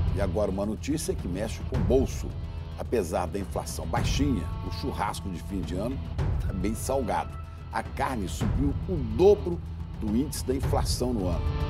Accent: Brazil; now in Argentina; quando eu era criança no Brasil

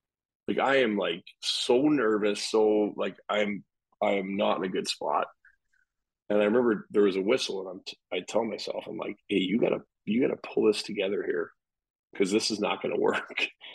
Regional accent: Calgary, Alberta, Canada; I grew up mostly in Calgary since I was like 10 years old. So it's kind of like home

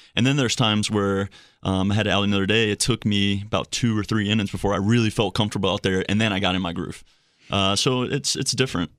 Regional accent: Slidell, Louisiana, United States; moved away; Slido, Louisiana, which is right outside of New Orleans.

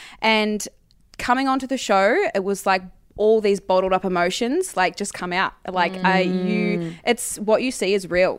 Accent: New Zealand; moved away as an adult; now in Melbourne, Australia; I moved to Melbourne from New Zealand when I was 18 and studied dancing for 3 years and then did that for a while with my best friend.

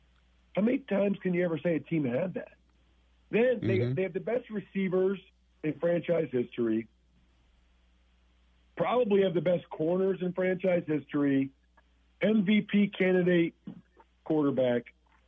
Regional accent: outside of Philadelphia, Pennsylvania, United States; I grew up outside of Philadelphia

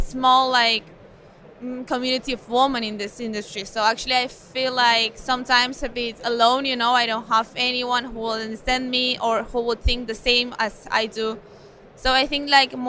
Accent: Mallorca, Balearic Islands, Spain; I'm from Mallorca, I'm from Spain.

